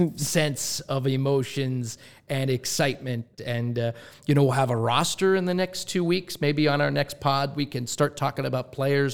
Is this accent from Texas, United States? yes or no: no; Pittsburgh, Pennsylvania, United States; moved away; Pittsburgh, my hometown